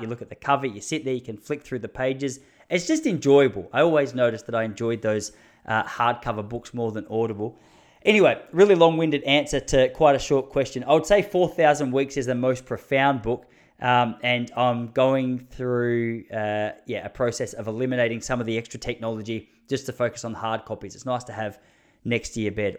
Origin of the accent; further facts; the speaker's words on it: Australia; as an Aussie, I just I liked how much shit he was giving us about our accent